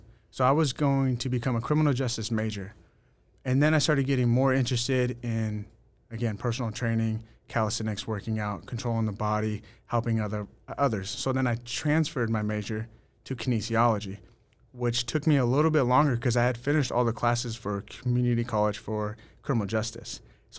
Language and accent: English; Woodland, California, United States; So I grew up in Woodland on the countryside, and then my dad actually purchased a house up in Capay Valley, and I moved up there when I was probably 12 years old